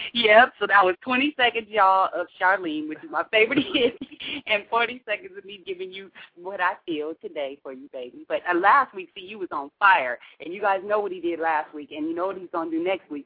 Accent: Pacific Northwest, United States; we're from the Pacific Northwest

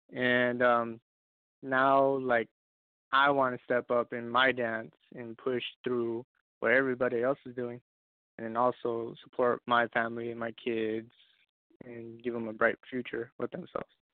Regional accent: Roswell, New Mexico, United States; I come from Roswell, New Mexico, little little town.

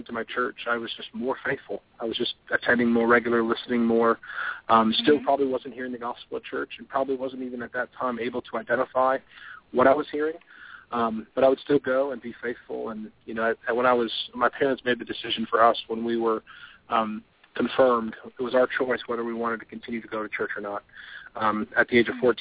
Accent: Palatine, Illinois, United States; now in Rock Hill, United States; I was raised outside Chicago in a town called Palatine, Illinois

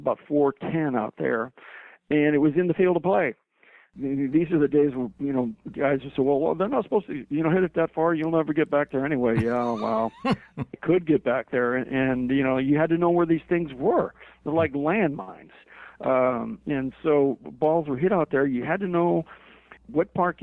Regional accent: Chicago, Illinois, United States; I was born in Chicago, and I used to go to Comiskey quite a bit as a kid

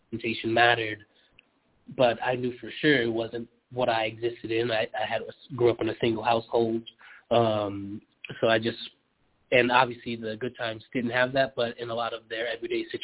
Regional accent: Philadelphia, Pennsylvania, United States; I grew up in Philly.

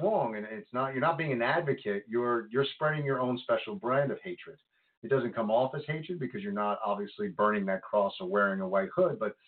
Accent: Congers, New York, United States; I grew up in Congers

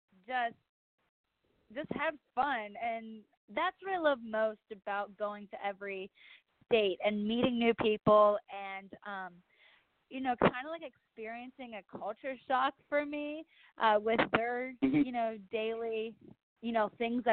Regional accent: Ohio, United States; now in Nashville, United States; I'm from Ohio

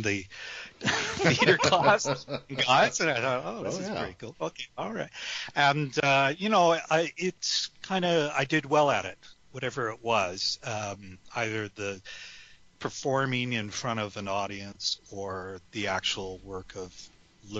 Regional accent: Vancouver, British Columbia, Canada; moved away as an adult; also born or lived in San Francisco, California, United States / Alameda, California, United States; now in Regina, Canada; I grew up in Vancouver in British Columbia

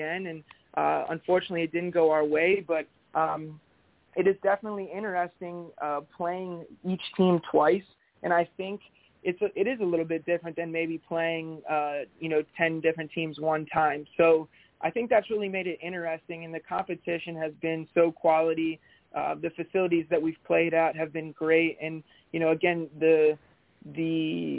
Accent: Frederick, Maryland, United States; now in Northern Virginia, United States; I was born in Frederick, Maryland, so I'm a Maryland guy, but now I'm living in Northern Virginia

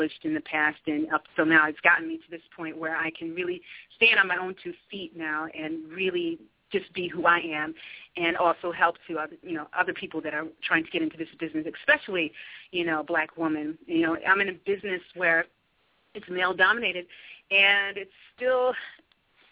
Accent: Utica, New York, United States; also born or lived in Westchester County, New York; I grew up in Utica, New York

